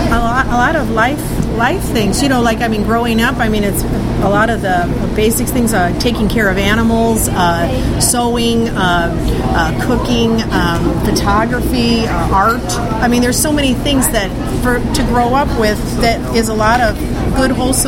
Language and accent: English; Indiana, United States; I came from Northwest Indiana, so I used to do it back home